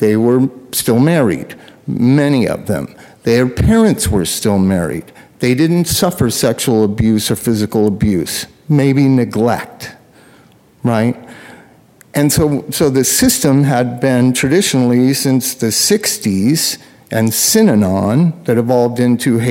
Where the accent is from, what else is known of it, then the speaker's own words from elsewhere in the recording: Southern California, United States; I grew up in Southern California instead of, you know, Cloquet, Minnesota